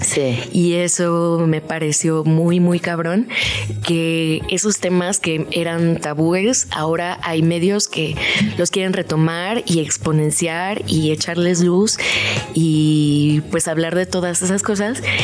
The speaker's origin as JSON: {"language": "Spanish", "town": "Los Cabos", "region": "Baja California Sur", "country": "Mexico", "moved": "yes", "lives_now": "Mexico City, Mexico", "said": "Soy de Los Cabos, Baja California"}